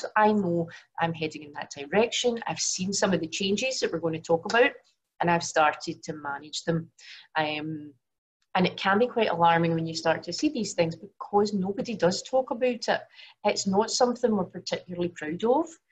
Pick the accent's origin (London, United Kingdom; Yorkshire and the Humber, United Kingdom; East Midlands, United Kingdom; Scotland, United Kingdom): Scotland, United Kingdom; Glasgow; now in Singapore; I was born in Glasgow, but obviously currently live in Singapore